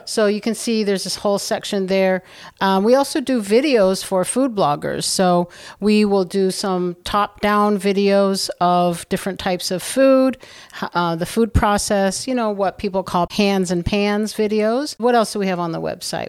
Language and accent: English; South Bend, Indiana, United States; moved away as an adult; also born or lived in New Zealand / Beijing, China; now in Southern California, United States; I grew up in South Bend, Indiana